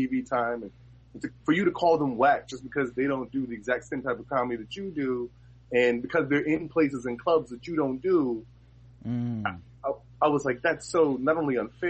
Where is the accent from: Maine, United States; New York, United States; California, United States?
New York, United States; New York City; I'm from Harlem